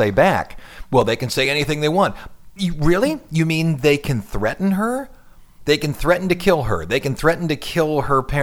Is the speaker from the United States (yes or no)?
no; Scotland, United Kingdom; Right, I'm Scottish.